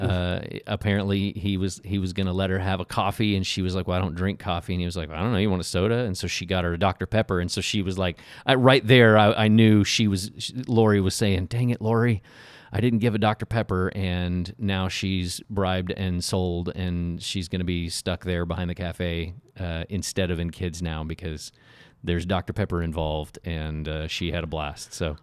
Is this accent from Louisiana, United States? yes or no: no; Oklahoma City, Oklahoma, United States; I grew up in Oklahoma City